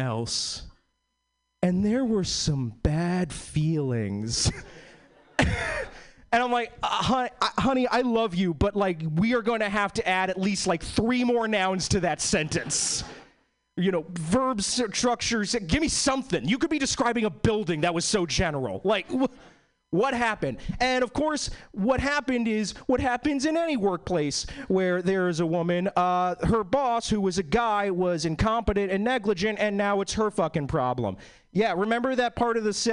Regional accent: East Coast, United States; now in Seattle, United States; I was born and bred in the East Coast.

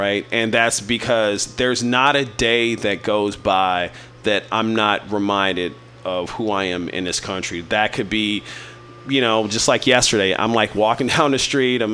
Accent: Kansas City, Missouri, United States; now in San Francisco, United States; I'm originally from Kansas City, Missouri

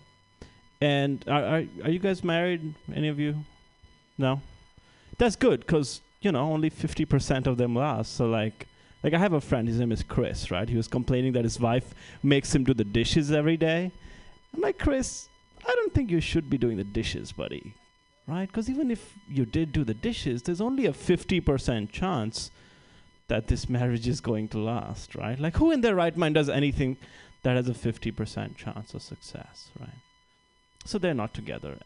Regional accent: India; moved away as an adult; now in United States; growing up in India

